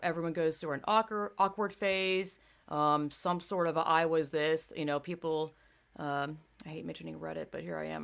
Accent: the South, United States; I grew up in the South

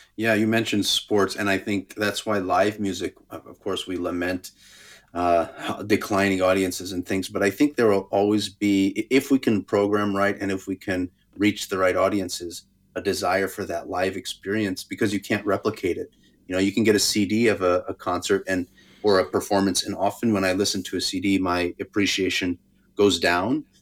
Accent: Albuquerque, New Mexico, United States; I grew up in Albuquerque

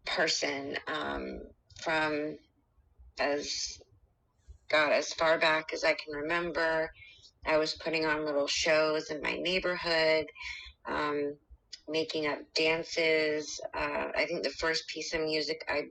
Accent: Cocoa Beach, Florida, United States; I was born in Cocoa Beach, Florida.

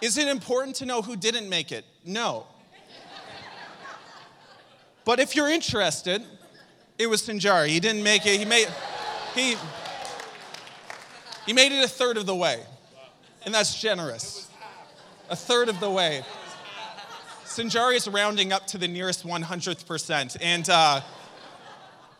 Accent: Saint John, New Brunswick, Canada; moved away; I'm from St. John

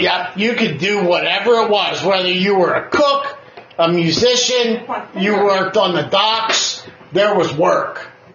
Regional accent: Canada; I'm Canadian

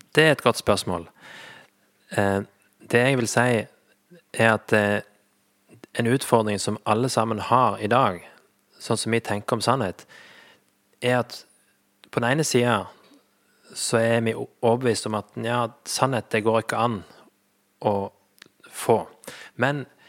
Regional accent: Flekkefjord, Agder, Norway; moved away as an adult; also born or lived in Sandnes; jeg er født og oppvokst i Flekkefjord

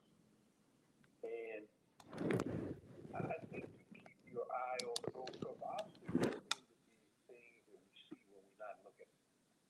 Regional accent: Chicago, Illinois, United States; born and raised in Chicago, was an original South Sider. I was born on the South Side of Chicago and raised there

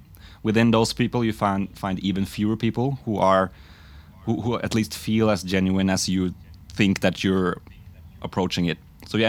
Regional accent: Norway; now in Oslo, Norway; From a really small suburban place in Norway, kind of just outside of the capital of Oslo. But I live in Oslo now.

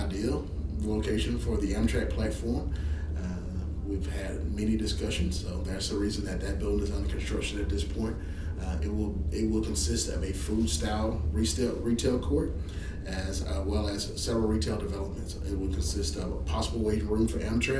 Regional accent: Shreveport, Louisiana, United States; I love Shreveport. I grew up here in Shreveport. Been away, came back home

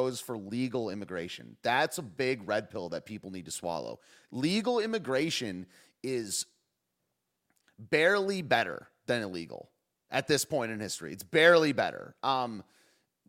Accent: the North, United States; I do enjoy being a Northerner sometimes. I like the South, but I like being from the North.

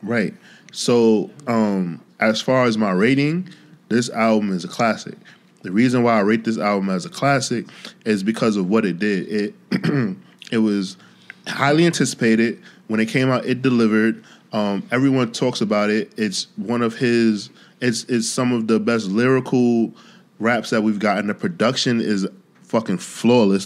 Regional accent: New York City, New York, United States; me being a New Yorker

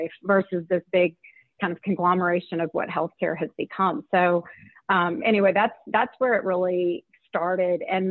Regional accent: Louisiana, United States; I grew up in Louisiana and it was a very political and politically oriented state

